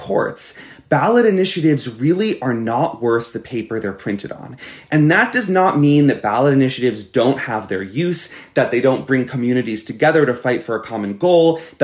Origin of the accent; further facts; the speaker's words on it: Florida, United States; my home state of Florida